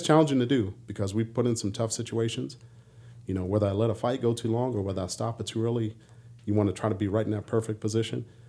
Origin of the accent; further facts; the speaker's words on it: Washington, District of Columbia, United States; moved away; as a young punk kid growing up in D C